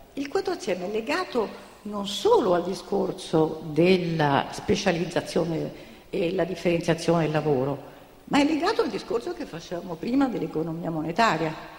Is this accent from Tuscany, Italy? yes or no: no; Naples, Campania, Italy; also born or lived in New York; io sono napoletana di origine